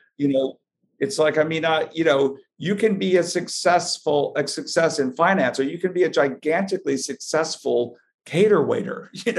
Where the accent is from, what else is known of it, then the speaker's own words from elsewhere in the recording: Dallas, Texas, United States; moved away as an adult; also born or lived in Richardson, Texas; now in New York City, United States; being born and raised in Dallas, and my parents were both from Arkansas